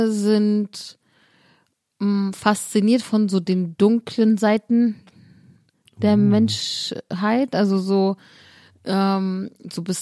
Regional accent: Cologne, North Rhine-Westphalia, Germany; Also ich komme ja aus Köln

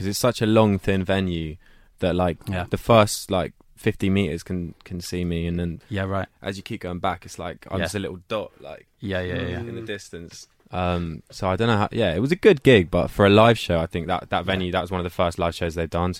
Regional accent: East Dulwich, London, United Kingdom; I'm Londoner. Yeah. Born and raised. Like, Southeast London.

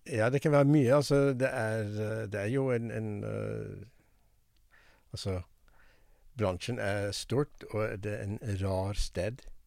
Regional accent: United States; Norwegian is a second language; moved away as an adult; also born or lived in Haugesund, Norway; now in Norway

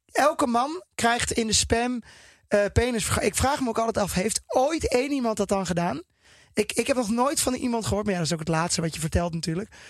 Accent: Netherlands; ik als Nederlander

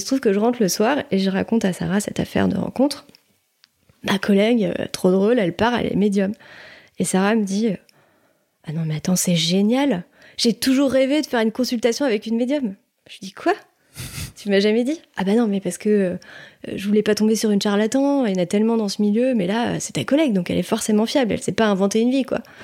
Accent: Maisons-Laffitte, Île-de-France, France; now in Nantes, France; j'ai grandi euh, à Maison Lafitte en ile de france

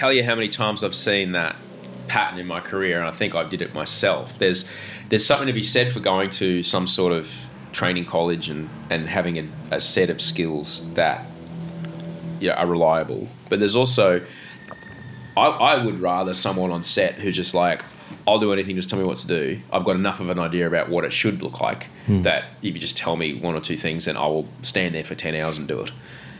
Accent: Brisbane, Queensland, Australia; in Brisbane

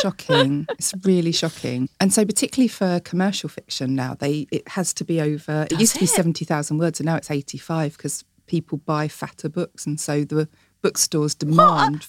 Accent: Chatham, South East England, United Kingdom; I'm from Chatham

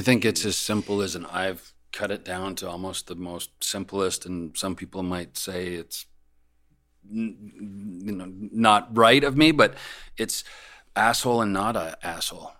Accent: Calgary, Alberta, Canada; moved away; I grew up in Calgary. Calgary, my you know my family still lives there.

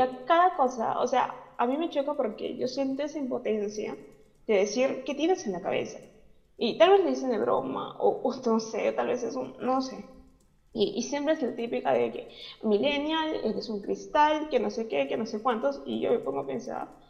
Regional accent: Peru; yo soy de Perú

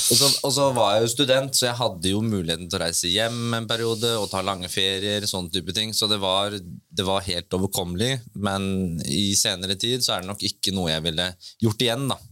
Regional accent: Bø, Vestfold og Telemark, Norway; jeg fra Bø, så da er det jo veldig nærliggende å jobbe i sommerland

